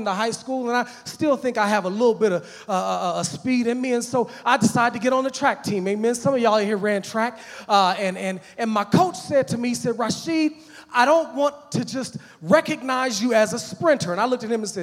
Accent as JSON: {"language": "English", "country": "United States", "tie": "born or raised there", "said": "When I was growing up as a little boy, amen, I grew up in Park Hill"}